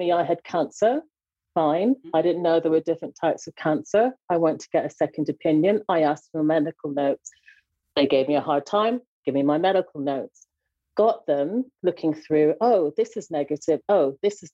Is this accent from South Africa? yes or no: no; Jamaica; I'm a Jamaican